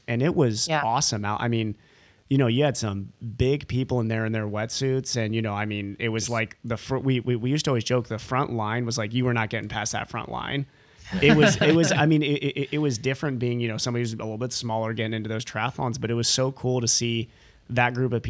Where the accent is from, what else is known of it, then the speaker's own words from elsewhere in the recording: Ohio, United States; moved away; I'm from Ohio originally